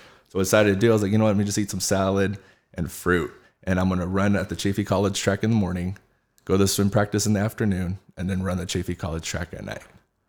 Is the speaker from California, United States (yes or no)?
yes; Rancho Cucamonga, California, United States; I grew up right here in Rancho Cucamonga